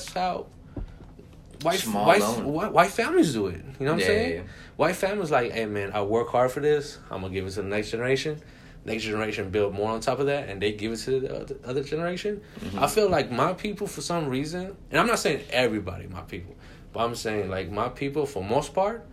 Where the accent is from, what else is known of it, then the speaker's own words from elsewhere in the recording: New York, United States; I grew up in New York